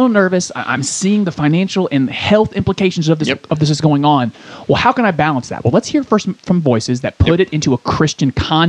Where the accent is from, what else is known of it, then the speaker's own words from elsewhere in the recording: Côte d’Ivoire; born there; I was born in Ivory Coast, West